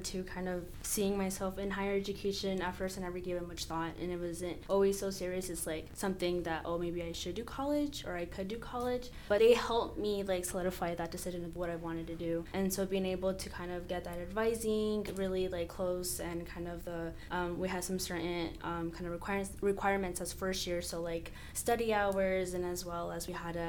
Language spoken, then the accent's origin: English; Burley, Idaho, United States; I'm also from Southern Idaho. I come from Burley, Idaho.